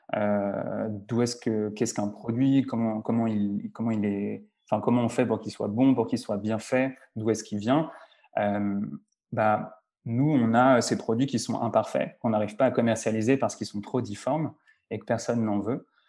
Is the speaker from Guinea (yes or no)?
no; Lyon, Auvergne-Rhône-Alpes, France; moved away as an adult; also born or lived in Argentina / Montreal; je suis français d'origine, je suis né à Lyon